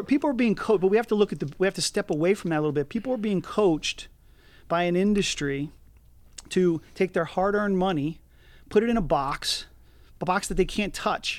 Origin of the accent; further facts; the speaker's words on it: Philadelphia, Pennsylvania, United States; being born and raised in Philadelphia, living outside of Philadelphia